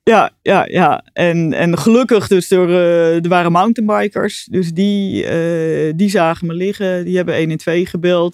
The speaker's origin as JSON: {"language": "Dutch", "town": "Arnhem", "region": "Gelderland", "country": "Netherlands", "tie": "born or raised there", "also_born_or_lived": "Delft"}